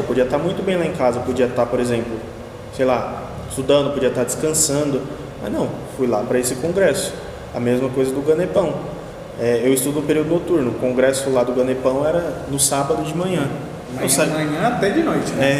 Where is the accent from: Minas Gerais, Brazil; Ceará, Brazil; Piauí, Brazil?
Piauí, Brazil; moved away as an adult; now in Santo André, Brazil; eu sou de São Paulo, mas eu passei mais da metade da minha vida morando no Piauí